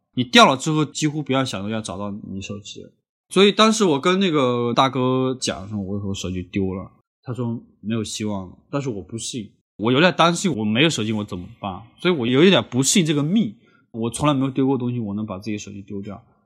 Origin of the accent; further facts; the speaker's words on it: Honghe, Yunnan, China; moved away as an adult; also born or lived in Lanzhou, Gansu; 我高中毕业之后也一直没出过红河